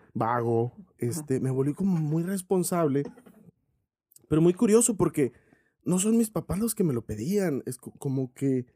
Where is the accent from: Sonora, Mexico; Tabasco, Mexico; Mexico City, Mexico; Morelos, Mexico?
Sonora, Mexico; Cananea; moved away as an adult; Toda mi vida antes de salir de ahí de Cananea a los 23 años, pues estuve ahí